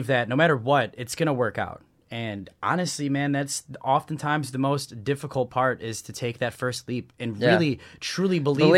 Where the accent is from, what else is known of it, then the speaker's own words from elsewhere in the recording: Midwest, United States; You know, growing up in the Midwest, you don't have that ionization from the saltwater.